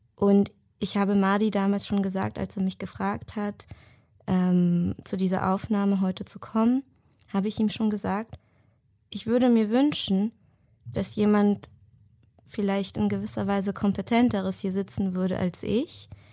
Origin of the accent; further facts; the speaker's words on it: Germany; also born or lived in Israel; den größten Teil meines Lebens in Deutschland verbracht, bin hier aufgewachsen